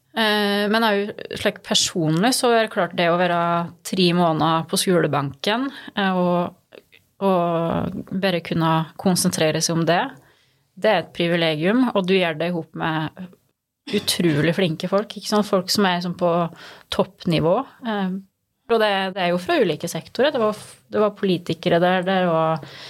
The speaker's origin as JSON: {"language": "Norwegian", "town": "Skåbu", "region": "Innlandet", "country": "Norway", "tie": "born or raised there", "moved": "yes", "said": "Gudbrandsdalen er jo hjemme for meg. Det, det, er ingen tvil om det. Og jeg, jeg er veldig stolt av å komme fra Gudbrandsdalen."}